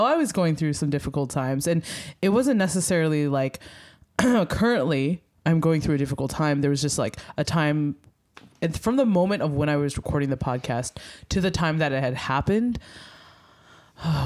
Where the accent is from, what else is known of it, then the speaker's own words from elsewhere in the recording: Philadelphia, Pennsylvania, United States; I'm from Philly